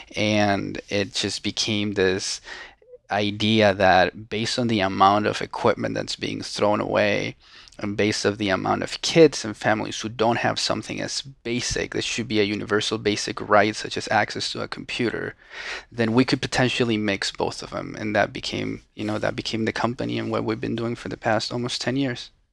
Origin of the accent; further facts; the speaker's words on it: Venezuela; English is a second language; moved away as an adult; now in United States; I was born and raised in Venezuela. right? And I spend basically all of my life there until April tenth of two thousand eleven, which is when I came to the United States.